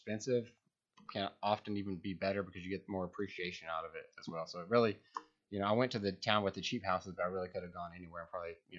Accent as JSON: {"language": "English", "town": "Lubbock", "region": "Texas", "country": "United States", "tie": "born or raised there", "said": "Lubbock, Texas."}